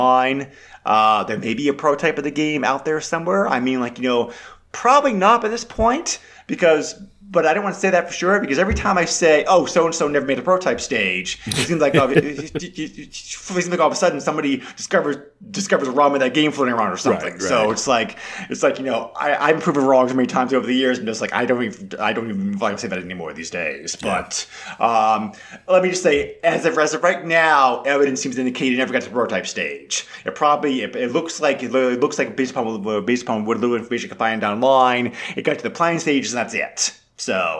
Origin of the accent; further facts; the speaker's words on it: New England, United States; I grew up in New England